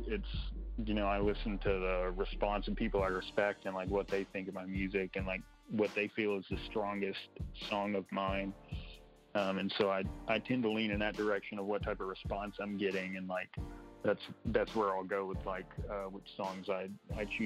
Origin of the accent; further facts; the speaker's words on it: Kilgore, Texas, United States; moved away as an adult; now in Bentonville, United States; I'm from Kilgore, Texas, which is around Longview and Tyler